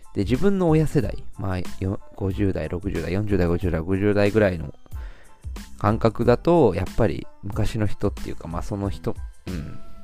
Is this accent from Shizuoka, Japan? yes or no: yes; Shizuoka, Japan; 僕の地元の静岡